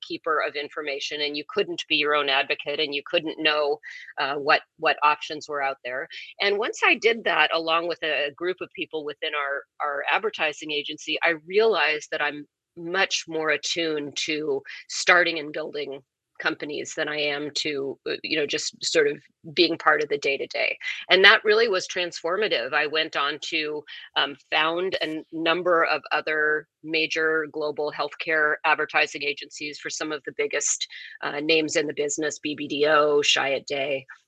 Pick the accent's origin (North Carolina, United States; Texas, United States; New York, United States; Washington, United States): Washington, United States; Seattle; moved away; also born or lived in Summit, New Jersey; I grew up in Seattle before Seattle was, you know, the Seattle it is now